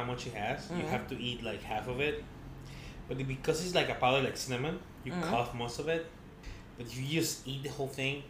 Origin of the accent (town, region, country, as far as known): Mexico; born or raised there